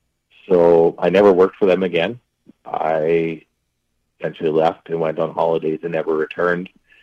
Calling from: Yorkton, Saskatchewan, Canada; moved away as an adult; also born or lived in Humboldt, Saskatchewan; I moved to Humboldt from Yorkton

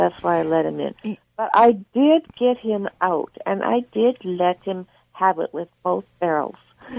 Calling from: Winnipeg, Manitoba, Canada

